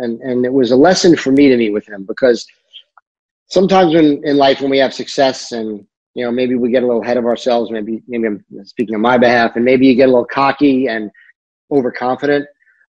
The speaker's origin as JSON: {"language": "English", "region": "New York", "country": "United States", "said": "I'm a New Yorker."}